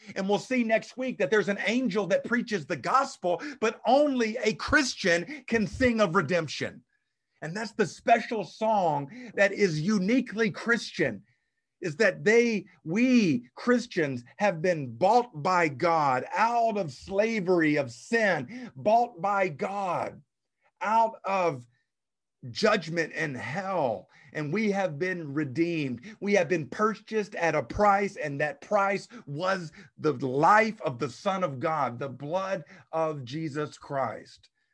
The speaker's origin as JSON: {"language": "English", "region": "South Arkansas", "country": "United States", "tie": "born or raised there", "said": "Where I grew up in South Arkansas, the pine tree is the cash crop"}